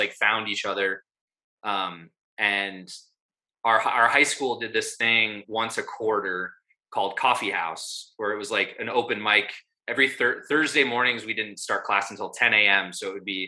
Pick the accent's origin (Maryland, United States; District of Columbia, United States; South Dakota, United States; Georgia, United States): South Dakota, United States; Vermillion; There's a university in my hometown, the University of South Dakota.